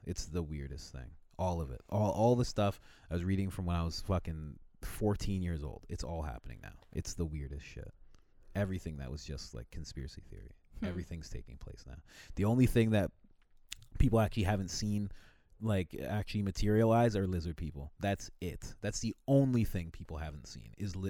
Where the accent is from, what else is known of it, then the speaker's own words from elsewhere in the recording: Crown Heights, New York, United States; like on the street where I grew up on Crown Heights, in Crown Heights, there is there's a murder-suicide house.